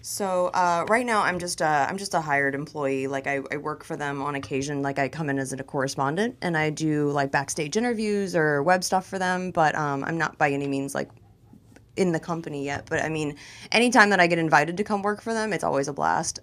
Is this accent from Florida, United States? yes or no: yes; Tampa, Florida, United States; moved away as an adult; also born or lived in Miami / New York / Los Angeles; I'm a Florida girl. You know, I'm from Tampa originally. I was born in Miami.